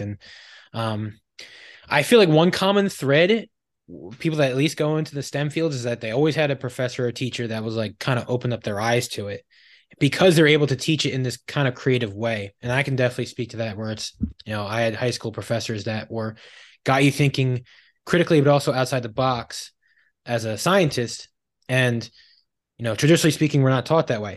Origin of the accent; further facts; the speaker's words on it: suburbs of Philadelphia, Pennsylvania, United States; I grew up in the suburbs of Philadelphia